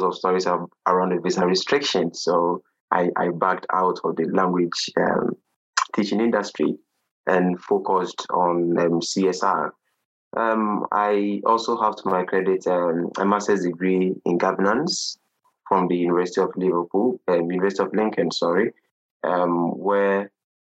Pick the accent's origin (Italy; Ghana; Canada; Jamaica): Ghana; I hail from Ghana in West Africa